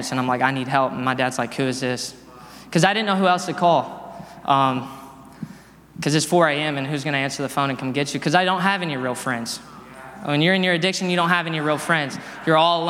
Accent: Dallas, Texas, United States; I'm from Dallas, Texas. I grew up there.

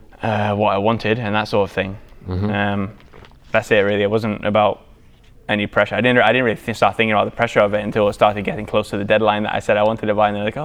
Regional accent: England, United Kingdom; born there; But well, I've also got the European blood in me. You know, I'm English.

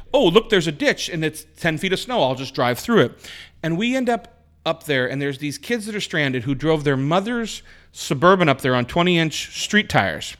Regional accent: Spokane, Washington, United States; outside of Spokane, outside my hometown.

